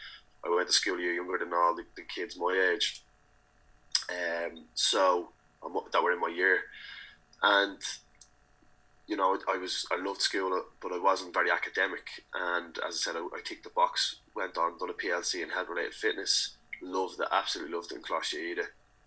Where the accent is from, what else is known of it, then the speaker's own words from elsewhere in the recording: Dublin, County Dublin, Ireland; I grew up in Ballymun, in a community that I love